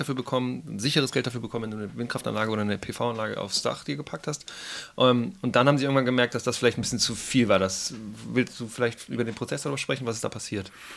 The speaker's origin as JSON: {"language": "German", "region": "Hamburg", "country": "Germany", "moved": "yes", "lives_now": "Baden-Württemberg, Germany", "said": "ich komme aus Hamburg"}